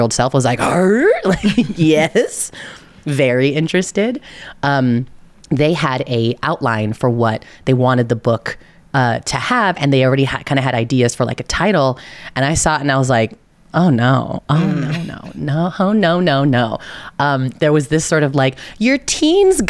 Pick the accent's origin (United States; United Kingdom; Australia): United States; California Bay Area; I am from the California Bay Area. I will say hella at every opportunity.